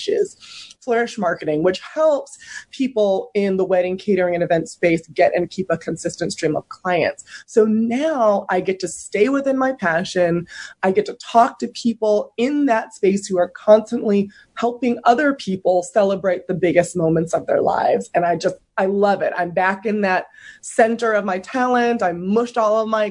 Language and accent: English; San Francisco Bay Area, California, United States; I grew up in the San Francisco Bay Area